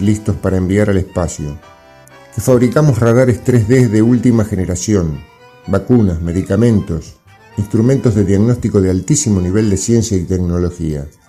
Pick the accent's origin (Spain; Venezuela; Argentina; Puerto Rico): Argentina